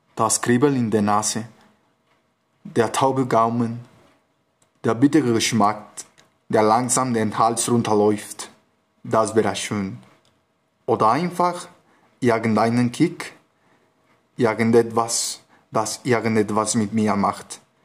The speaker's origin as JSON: {"language": "German", "region": "Mexico City", "country": "Mexico", "second_language": "German", "said": "ich komme aus Mexiko-Stadt"}